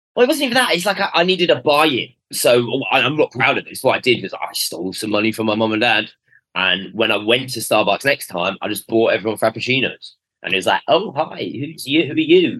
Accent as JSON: {"language": "English", "region": "London", "country": "United Kingdom", "tie": "born or raised there", "said": "I was brought up in North London, uh, sort of Queen's Park"}